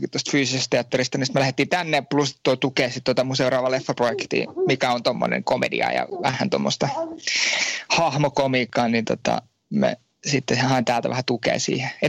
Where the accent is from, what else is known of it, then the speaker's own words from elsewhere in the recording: Finland; moved away as an adult; now in France; Mä oon Suomesta lähtenyt joo ja tota, tämän, tämmönen, me läht, lähti tänne opiskelemaan